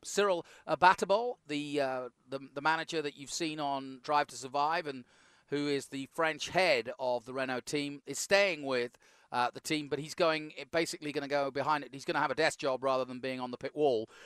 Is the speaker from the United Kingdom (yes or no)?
yes; United Kingdom; as a Brit